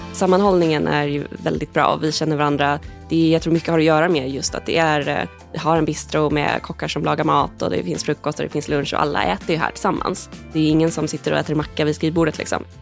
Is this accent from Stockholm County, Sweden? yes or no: yes; Stockholm, Stockholm County, Sweden; moved away as an adult; also born or lived in Lund / Edinburgh; Nu är jag tillbaka här i Stockholm, jag är från Stockholm från början